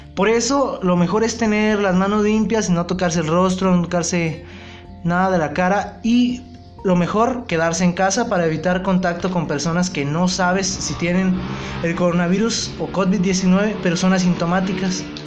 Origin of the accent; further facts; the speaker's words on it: Mexico; nosotros como, población mexicana, yo hablo de México